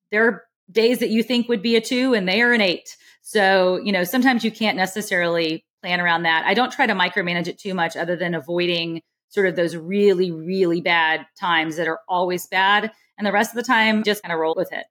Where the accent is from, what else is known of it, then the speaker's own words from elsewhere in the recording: Alabama, United States; now in California, United States; I grew up in Alabama